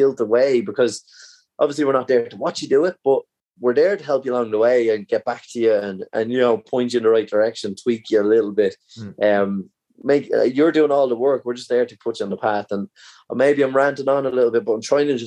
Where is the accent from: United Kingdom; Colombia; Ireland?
Ireland; as Irish people